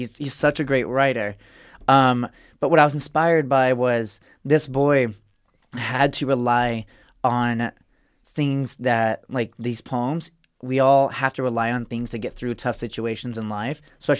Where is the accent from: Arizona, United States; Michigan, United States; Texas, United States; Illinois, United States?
Arizona, United States; Arizona. {S4} Okay. {S10} Yeah. Red state. my parents are still there, too.